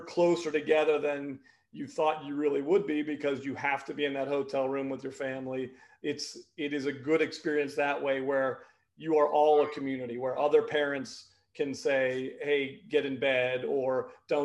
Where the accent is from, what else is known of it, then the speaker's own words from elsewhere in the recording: Pittsburgh, Pennsylvania, United States; I grew up in Pittsburgh, Pennsylvania, in the 70s and 80s when hockey was not a big sport here in Pittsburgh.